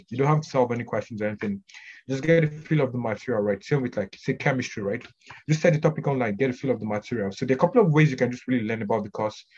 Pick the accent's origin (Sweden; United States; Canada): Canada; I'm, I'm Canadian most for the most part